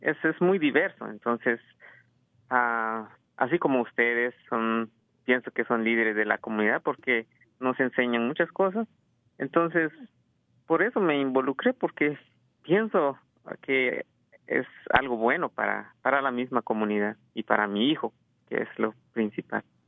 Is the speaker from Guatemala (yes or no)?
yes; Guatemala; now in California, United States; vengo de Guatemala, este, nací en, Guatemala y este, tengo como unos 17, ah, 18 años aquí